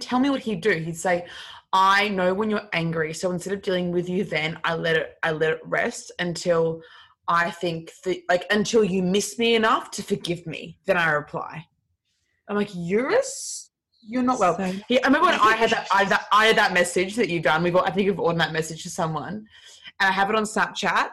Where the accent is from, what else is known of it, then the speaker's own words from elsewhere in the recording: Brisbane, Queensland, Australia; I'm from um I'm from Brisbane